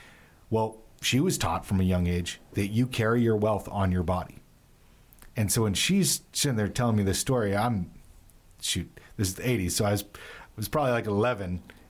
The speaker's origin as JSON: {"language": "English", "region": "California", "country": "United States", "tie": "born or raised there", "said": "You know, I grew up in Southern California."}